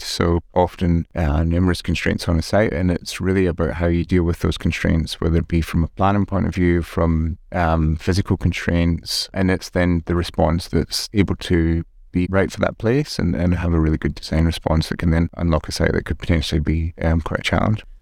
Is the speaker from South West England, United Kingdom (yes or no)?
no; Glasgow, Scotland, United Kingdom; moved away; I grew up in Scotland, um, in Glasgow.